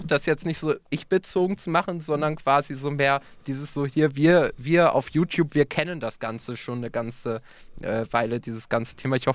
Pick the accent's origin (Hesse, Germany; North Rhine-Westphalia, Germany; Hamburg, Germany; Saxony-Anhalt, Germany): North Rhine-Westphalia, Germany; wo kommst du her? Ja, aus NRW